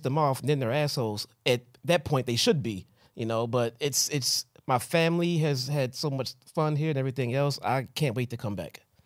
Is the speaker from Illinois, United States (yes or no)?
yes; Chicago, Illinois, United States; I'm from Chicago